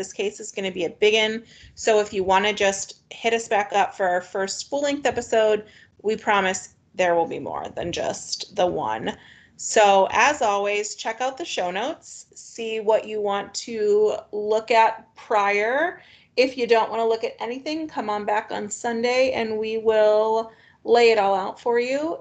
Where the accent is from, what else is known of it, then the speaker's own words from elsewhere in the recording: Akron, Ohio, United States; moved away; I grew up near Akron, Ohio